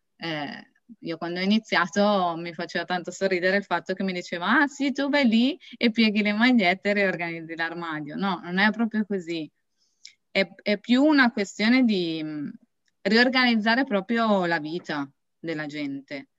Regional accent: Beura-Cardezza, Piedmont, Italy; vengo da Beura Cardezza

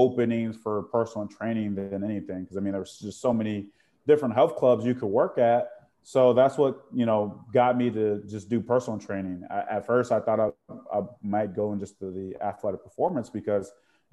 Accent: Chicago, Illinois, United States; I grew up in the Chicago area

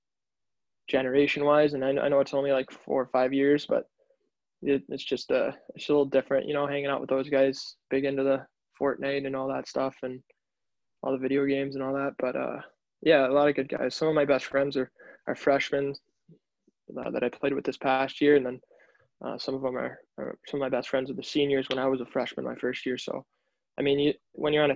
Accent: Chicago, Illinois, United States; moved away; also born or lived in Boston; growing up in Chicago

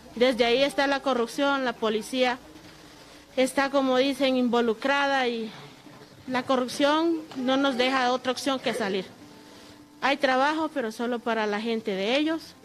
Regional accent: Honduras; moved away as an adult; yo vengo de Honduras

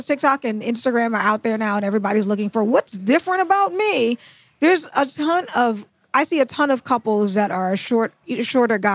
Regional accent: Trinidad & Tobago; I'm from Trinidad.

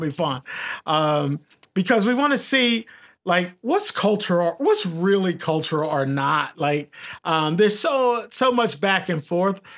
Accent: Philadelphia, Pennsylvania, United States; now in Portland, United States; I'm from Philly

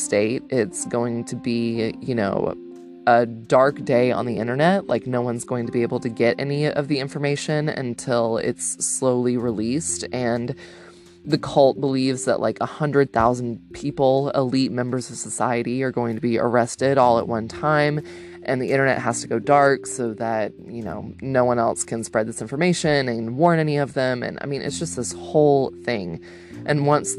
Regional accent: Georgia, United States; my home state

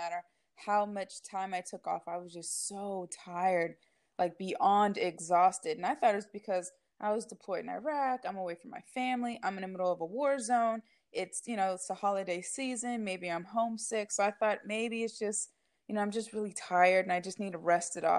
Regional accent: Novato, California, United States; I grew up in Novato, California

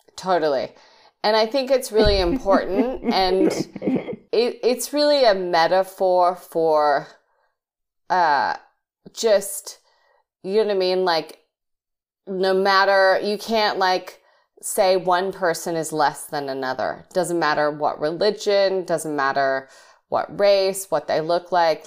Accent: Australia; moved away as an adult; also born or lived in England; now in United States; I was raised in Australia, so I am I am English and Australian, but I've now been living in America a long time.

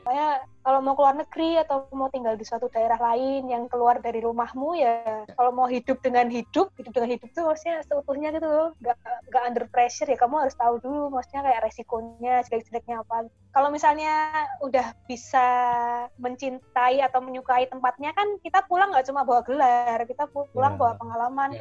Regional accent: Indonesia; now in Busan, South Korea; aku tuh orang Indonesia

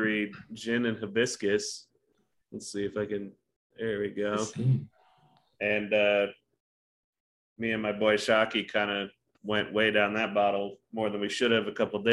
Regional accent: Utah, United States; now in Fort Collins, United States; we grew up in Utah

